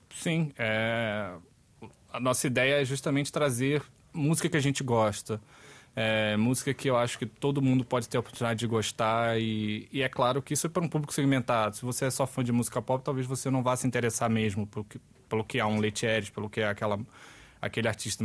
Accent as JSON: {"language": "Portuguese", "region": "Rio de Janeiro", "country": "Brazil", "moved": "as an adult", "lives_now": "Portugal", "said": "da onde eu venho, do Rio de Janeiro"}